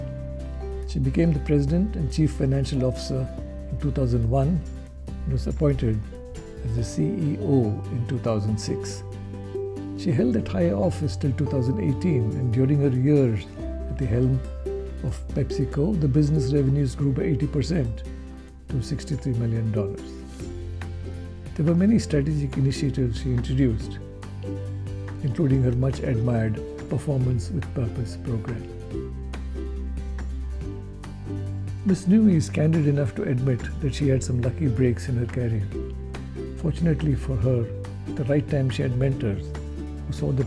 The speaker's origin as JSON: {"language": "English", "region": "Karnataka", "country": "India", "tie": "born or raised there", "said": "my home state of Karnataka"}